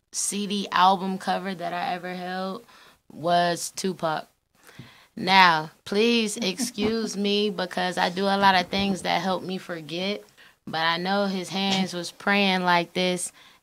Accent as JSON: {"language": "English", "town": "Newport News", "region": "Virginia", "country": "United States", "said": "I'm from Bad News, Virginia, 757"}